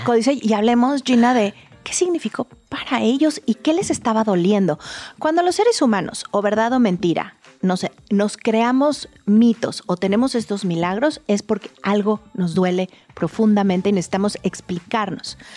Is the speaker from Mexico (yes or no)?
yes; Mexico; como mexicanos